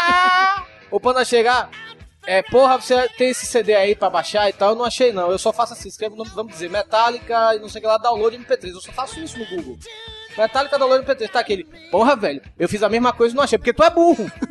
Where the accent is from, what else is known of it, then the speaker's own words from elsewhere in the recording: Salvador, Bahia, Brazil; now in Fortaleza, Brazil; eu sou de Salvador e moro em Fortaleza hoje